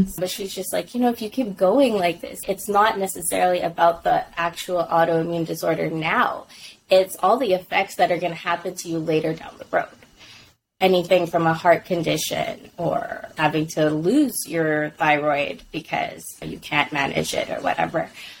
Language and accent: English; Philippines; And being Filipino, especially like in our household, vegetables were like the lowest of priority.